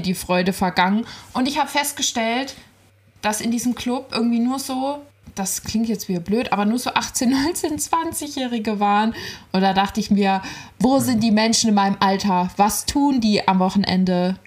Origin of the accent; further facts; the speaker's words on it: Ziegenhain, Hesse, Germany; Ziegenhainer Salatkirmes, mein Heimatort.